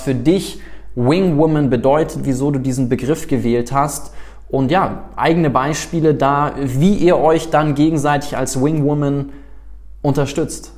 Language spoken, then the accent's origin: German; South Africa; moved away; ich bin ja in Südafrika groß geworden